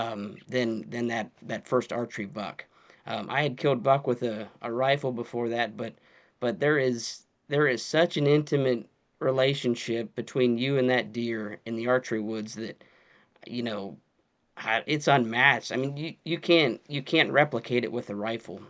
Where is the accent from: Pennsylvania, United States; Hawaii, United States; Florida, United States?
Pennsylvania, United States; born and raised in Pennsylvania.